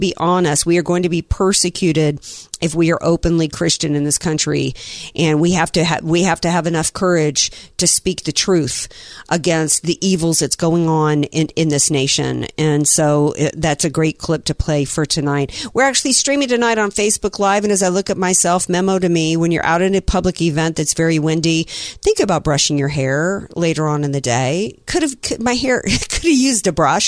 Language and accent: English; Deep South, United States; moved away; I grew up in the Deep South going to Southern Baptist churches